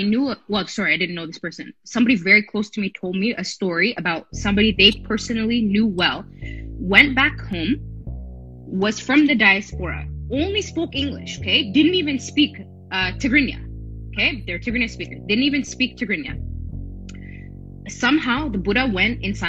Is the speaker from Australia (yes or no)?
no; Aksum, Tigray, Ethiopia; I'm from Aksum